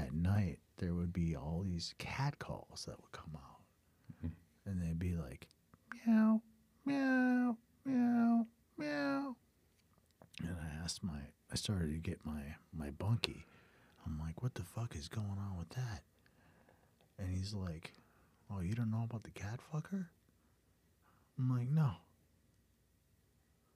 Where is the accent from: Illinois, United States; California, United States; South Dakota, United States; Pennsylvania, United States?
South Dakota, United States; I'm a musician from South Dakota.